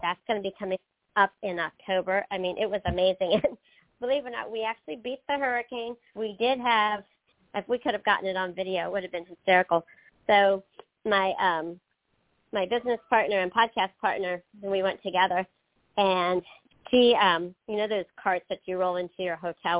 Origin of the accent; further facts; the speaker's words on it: Pennsylvania, United States; now in North Carolina, United States; I grew up in Pennsylvania